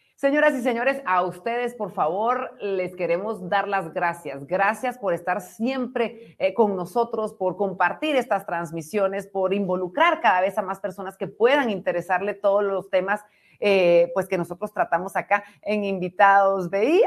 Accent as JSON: {"language": "Spanish", "country": "Guatemala", "said": "como guatemalteca"}